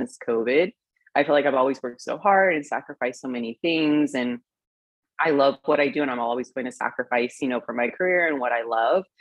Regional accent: Temecula, California, United States; moved away; I'm from Temecula, California.

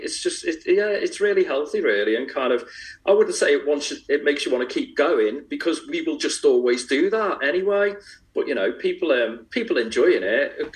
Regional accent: Liverpool, North West England, United Kingdom; growing up in Liverpool

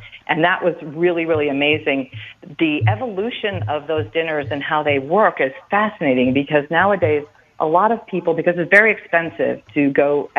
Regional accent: Chicago, Illinois, United States; moved away; I'm from Chicago originally

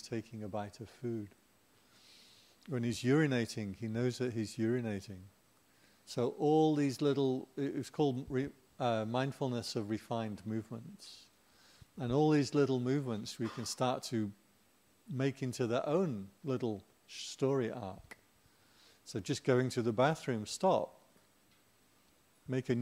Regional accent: England, United Kingdom; I'm English

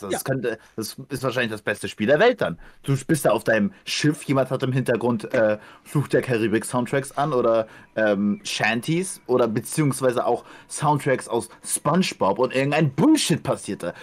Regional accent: Ukraine; moved away; dass ich das mein Heimatland ist

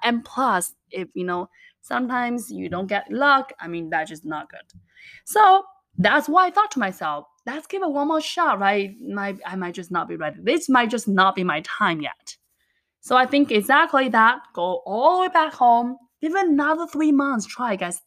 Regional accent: China; English is a second language; moved away; I was actually born and raised in the little mountain town in China

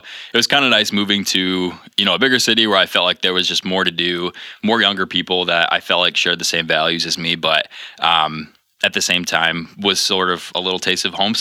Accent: Grayling, Michigan, United States; now in Grand Rapids, United States; I'm originally from a really small town called Grayling, which most people only know because they've driven through it on their way to the Upper Peninsula

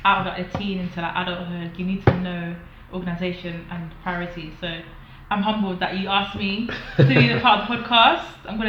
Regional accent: London, United Kingdom; moved away as an adult; now in Manchester, United Kingdom; I'm in Manchester, but I'm from London.

